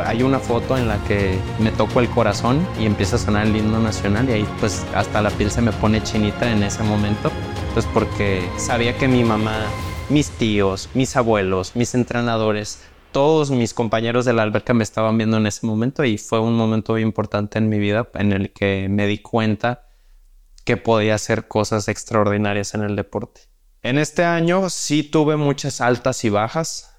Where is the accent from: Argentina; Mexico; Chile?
Mexico; tenemos las capacidades como mexicanos